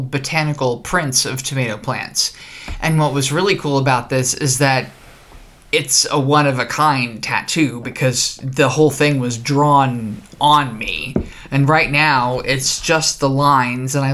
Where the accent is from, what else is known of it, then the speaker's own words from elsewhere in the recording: New Jersey, United States; I'm from New Jersey